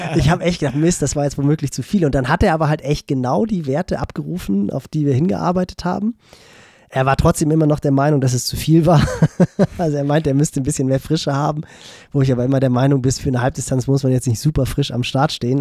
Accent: Northern Germany, Germany; als Norddeutscher

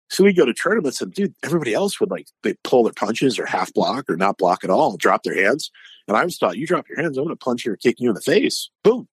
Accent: Hanover, Massachusetts, United States; accent: New England; moved away as an adult; also born or lived in Indiana / Asia; now in Florida, United States; I'm born born and raised in Massachusetts, Hanover, Massachusetts.

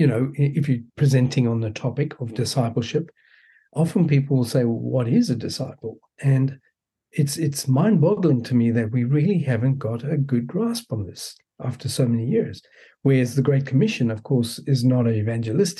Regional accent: South Africa; also born or lived in New York City, United States; now in Melbourne, Australia; I was born in South Africa, so I've got a funny accent.

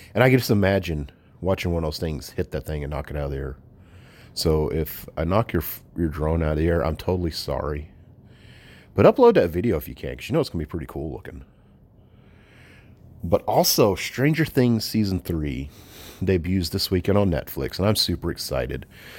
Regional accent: the South, United States; I'm from the South, so of course I love shooting fireworks.

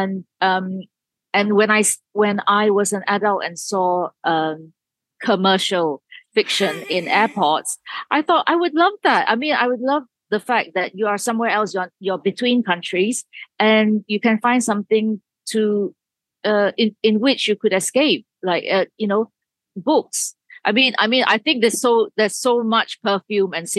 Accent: Malaysia; moved away; I grew up in Malaysia

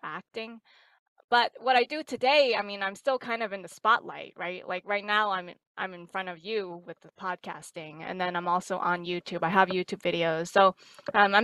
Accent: New York City, New York, United States; also born or lived in Lubbock, Texas; now in Boston, United States; I'm actually originally from New York City

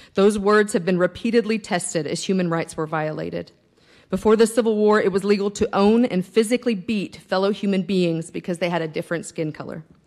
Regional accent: Lubbock, Texas, United States; I was born and raised in Lubbock

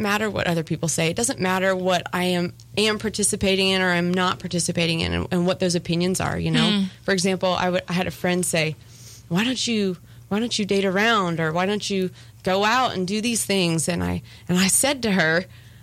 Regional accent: Ohio, United States; moved away as an adult; also born or lived in Tennessee; I moved away from Ohio to go to the University of Tennessee

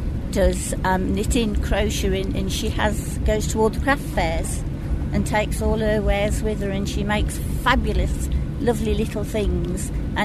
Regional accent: Birmingham, West Midlands, United Kingdom; I'm from Birmingham, UK.

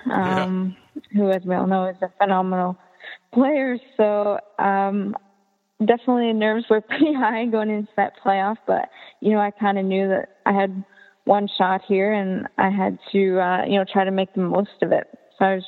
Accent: Canada; growing up in Canada

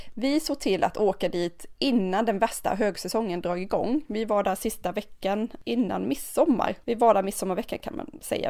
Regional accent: Sweden; europeer har ju inte semester som vi svenskar

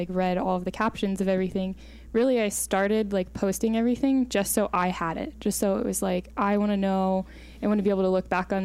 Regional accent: Napoleon, Ohio, United States; also born or lived in Toledo, Ohio; I lived in a town called Napoleon. It's like 8,000 people, literally cornfields everywhere. It was a good place to grow up, but I was born in Toledo.

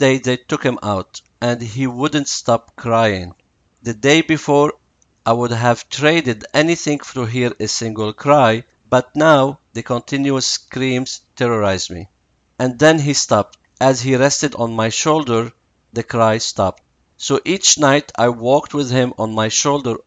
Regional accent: Lebanon; I was born in Lebanon in a Catholic family, living in a Jewish neighborhood and in a Muslim city

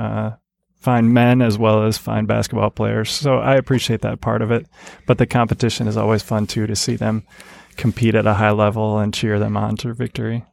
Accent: Grand Rapids, Michigan, United States; also born or lived in Chapel Hill, North Carolina; I moved to Grand Rapids, Michigan

